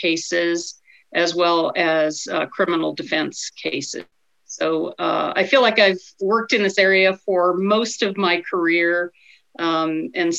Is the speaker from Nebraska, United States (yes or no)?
yes; Clarkson, Nebraska, United States; also born or lived in San Diego, California / Albany, New York / Northeast Georgia / Ord, Nebraska; I'm a native Nebraskan. I grew up in Clarkson, Nebraska.